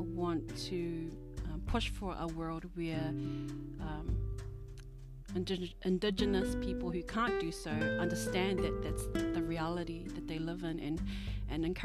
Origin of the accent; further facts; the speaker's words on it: New Zealand; also born or lived in Tonga; I'm born and raised in New Zealand